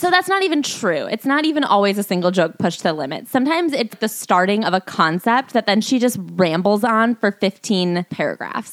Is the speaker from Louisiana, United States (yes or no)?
no; New York, United States; I'm a New Yorker